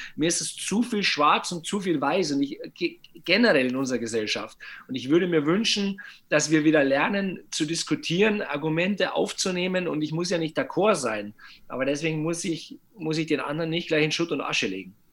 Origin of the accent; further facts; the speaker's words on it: Bavaria, Germany; Bei uns in Bayern